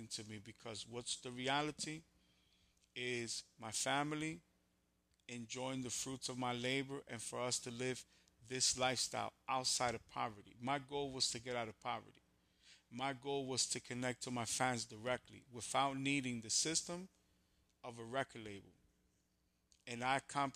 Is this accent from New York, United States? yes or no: yes; New York, United States; I'm from New York